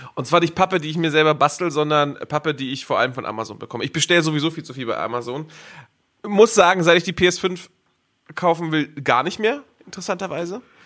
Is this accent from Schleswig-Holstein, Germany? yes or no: yes; Schleswig-Holstein, Germany; now in Cologne, Germany; ich komme aus Schleswig-Holstein